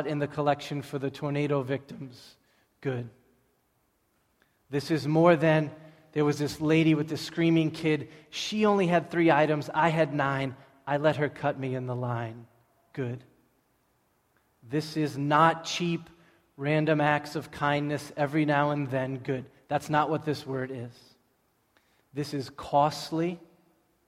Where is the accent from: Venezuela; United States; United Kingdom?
United States; Everett, Massachusetts; I grew up in Everett.